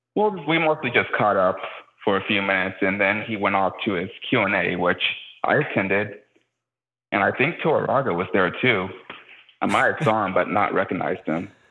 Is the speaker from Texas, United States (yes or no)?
yes; Houston, Texas, United States; a Houston native, so representing my hometown